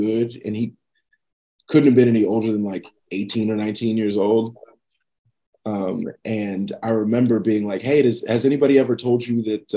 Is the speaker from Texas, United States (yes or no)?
yes; Pflugerville, Texas, United States; moved away as an adult; also born or lived in Kyle, Texas; now in New York City, United States; I grew up in Pflugerville, which is like right outside of Austin